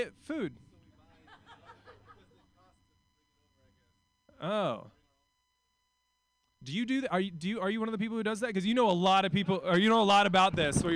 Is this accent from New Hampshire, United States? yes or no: no; Portland, Oregon, United States; also born or lived in New York; I'm from Portland.